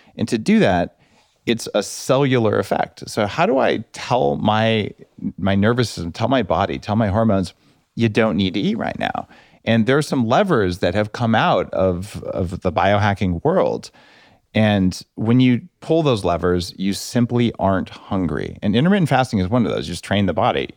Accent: New Mexico, United States; I grew up in New Mexico

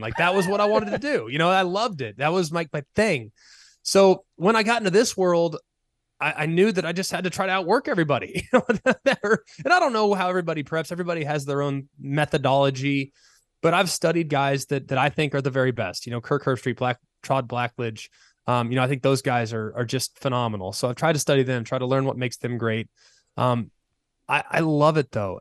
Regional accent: Dallas, Texas, United States; I'm from Dallas. I grew up a Texas fan

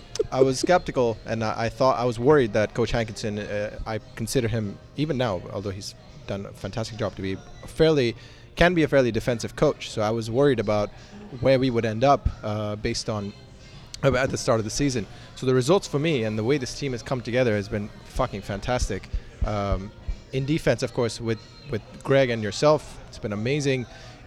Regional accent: Kolkata, West Bengal, India; I grew up in Calcutta, but now my family lives in New Delhi

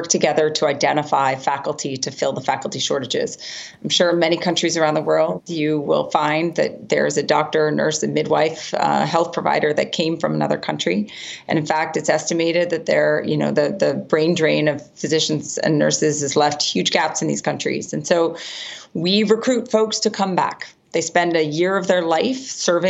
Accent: United States; my home country of the United States

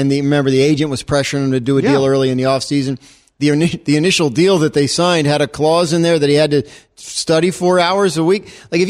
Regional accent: New Jersey, United States; now in Connecticut, United States; I grew up in New Jersey and I live in Connecticut.

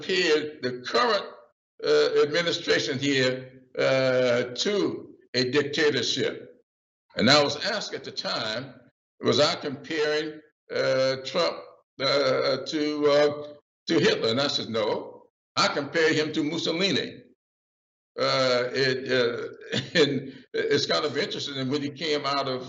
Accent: South Carolina, United States; I'm from South Carolina

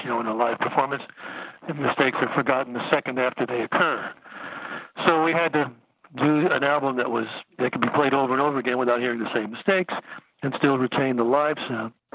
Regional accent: Norwalk, Connecticut, United States; moved away; I grew up in Norwalk, Connecticut, and I was there through my high school years.

